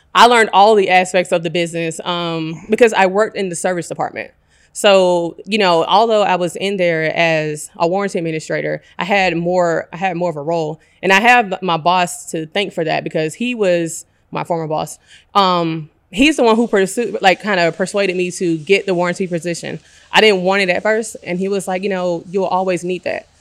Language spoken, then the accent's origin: English; Decatur, Georgia, United States; also born or lived in Atlanta, Georgia; born and raised in Decatur